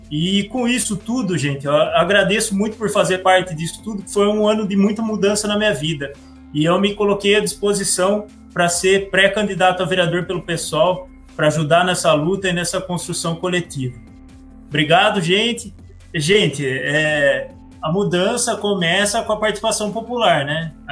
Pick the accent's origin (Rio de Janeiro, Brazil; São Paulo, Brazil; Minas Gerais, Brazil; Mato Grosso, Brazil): São Paulo, Brazil; Pedreira; also born or lived in Campinas; Eu nasci em Campinas e morei a vida toda em, Pedreira.